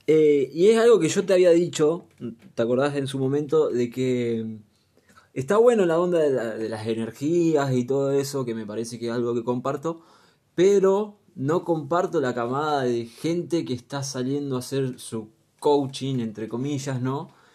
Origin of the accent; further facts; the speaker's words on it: Luján, Buenos Aires Province, Argentina; Soy de Luján, 26 añitos nada más.